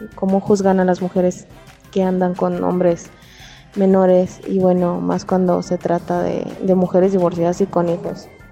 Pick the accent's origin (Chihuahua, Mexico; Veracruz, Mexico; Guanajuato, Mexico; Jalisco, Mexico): Chihuahua, Mexico; Ciudad Juárez; soy de Ciudad Juárez